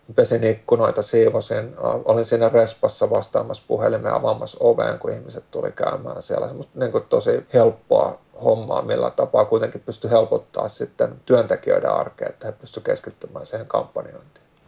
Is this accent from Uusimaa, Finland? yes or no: yes; Helsinki, Uusimaa, Finland; born or raised there; also born or lived in Malmi, Helsinki